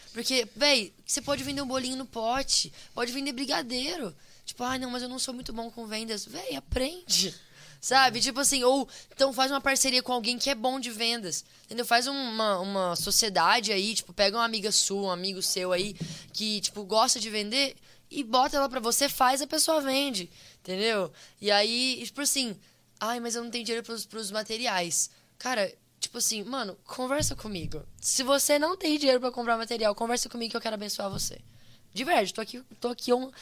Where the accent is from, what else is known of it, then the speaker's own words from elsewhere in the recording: Brazil; moved away; sou brasileiro